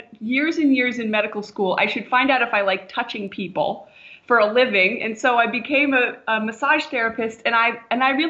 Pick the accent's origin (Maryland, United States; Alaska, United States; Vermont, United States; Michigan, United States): Vermont, United States; moved away as an adult; also born or lived in Arizona; I grew up in Vermont